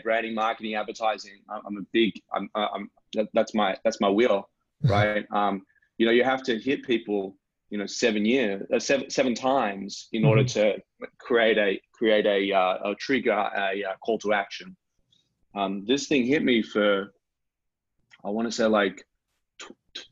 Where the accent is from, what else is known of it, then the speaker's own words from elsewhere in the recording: Sydney, New South Wales, Australia; moved away as an adult; also born or lived in Los Angeles, California; now in Melbourne, Australia; I'm originally from Sydney, Australia, but I spent nearly 9 years in Los Angeles, California